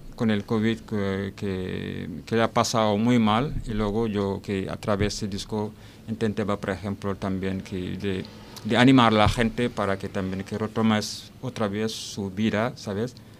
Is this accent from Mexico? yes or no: no; Senegal; Spanish is a second language; moved away as an adult; also born or lived in Lille; now in Alicante, Spain; vengo de Senegal. Llevo casi aquí en Alicante 12 años